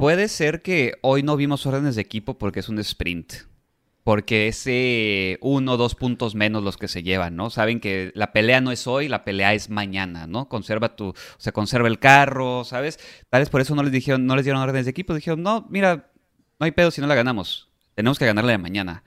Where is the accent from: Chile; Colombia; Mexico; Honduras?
Mexico; somos mexicanos